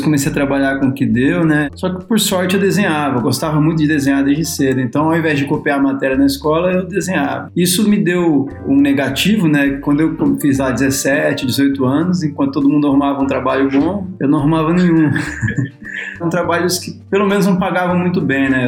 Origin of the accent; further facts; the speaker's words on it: São Bernardo do Campo, São Paulo, Brazil; also born or lived in Rio de Janeiro; eu sou do ABC paulista, né, de São Bernardo do Campo